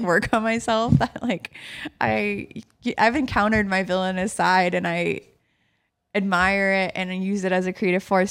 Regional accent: New York City, New York, United States; growing up in New York City, growing up in Manhattan

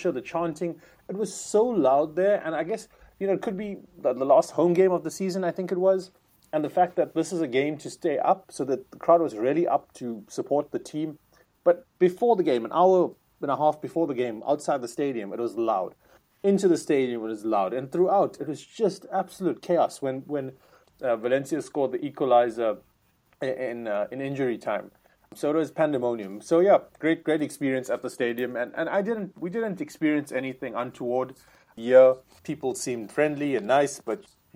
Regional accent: South Africa; as a South African

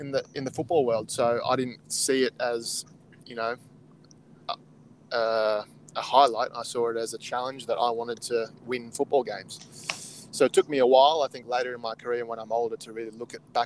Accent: Canberra, Australian Capital Territory, Australia; I grew up in Canberra

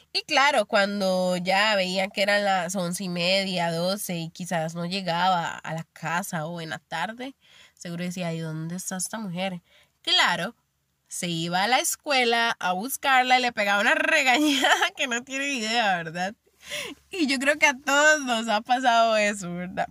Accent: Limón, Costa Rica; moved away as an adult; Yo soy de Limón y me fui a vivir hacia la abuela

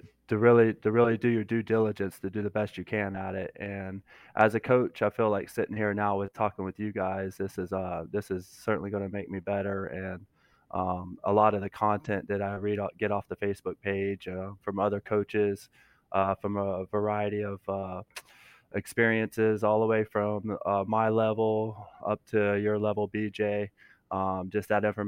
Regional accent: Florida, United States; now in South Carolina, United States; I'm originally from Florida.

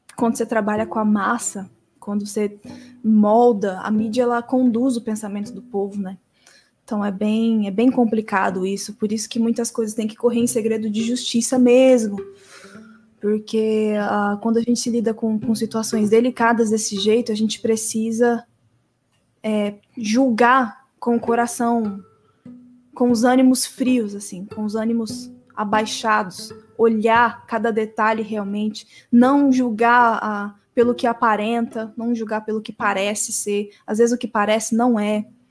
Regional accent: Presidente Bernardes, São Paulo, Brazil; born or raised there; moved away as an adult; now in Presidente Prudente, Brazil

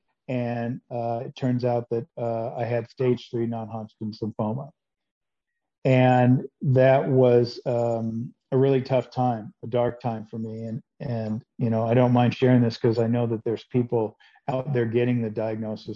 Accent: Seattle, Washington, United States; now in Phoenix, United States; I grew up in Seattle

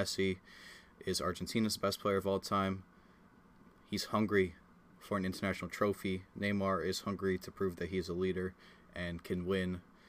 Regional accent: United States; as I say, as an American

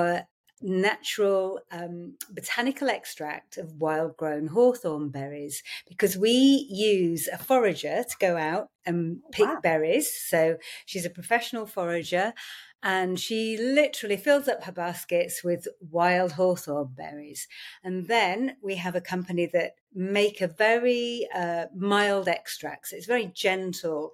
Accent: Yorkshire and the Humber, United Kingdom; I grew up in Yorkshire

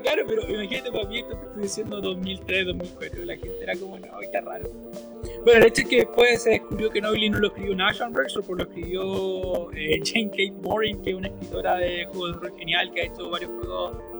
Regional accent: Chile; la gente de mi pueblo, para, para la gente de Chile

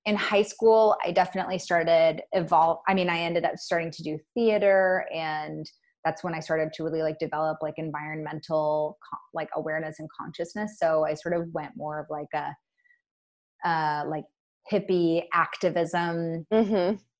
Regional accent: Bainbridge Island, Washington, United States; also born or lived in Portland; I grew up in Puget Sound on a small island called Bainbridge. Puget Sound's in Washington State.

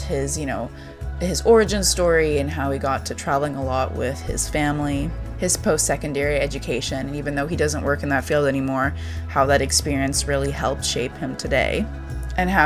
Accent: Vancouver, British Columbia, Canada; I'm from Vancouver as well

